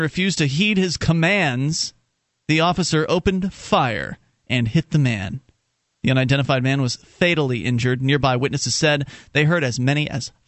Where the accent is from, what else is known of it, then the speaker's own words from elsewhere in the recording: West Coast of Florida, United States; I'm from Florida, but it doesn't mean I was from real Florida